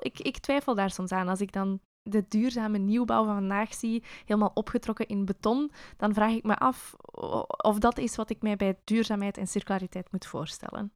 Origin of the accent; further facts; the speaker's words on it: Belgium; als Belg met de baksteen in de maag